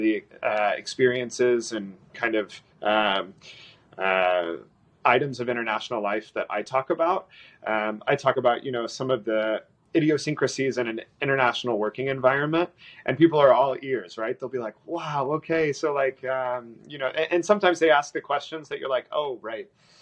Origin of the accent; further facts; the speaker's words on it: Dallas, Texas, United States; moved away as an adult; also born or lived in California / Dubai / Shanghai; I was from Dallas